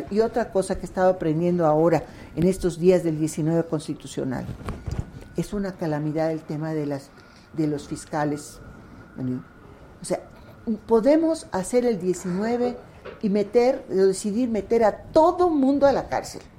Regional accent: Yucatán, Mexico; also born or lived in Mexico City; now in Mérida, Mexico

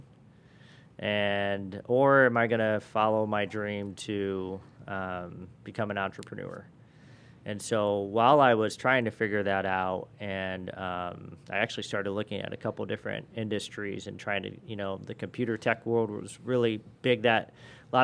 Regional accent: South Bend, Indiana, United States; also born or lived in Argos, Indiana / Chesterton, Indiana; I was born and raised in the South Bend area. In fourth grade, my parents moved down to Argus, which is about 30 minutes south of South Bend.

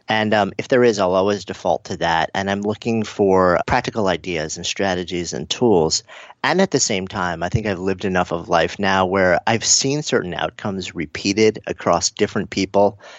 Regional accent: New York, United States; I'm a New Yorker also

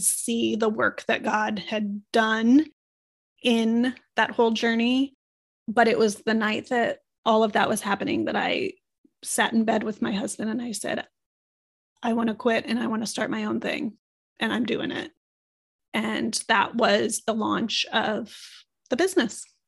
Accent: Omaha, Nebraska, United States; I was a city girl in, growing up in Omaha, Nebraska

